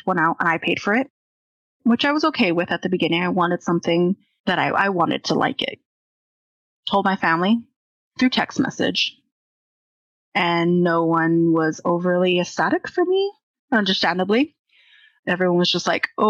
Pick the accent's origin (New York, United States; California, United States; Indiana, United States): California, United States; we're from California. At least 4 or 5 generations.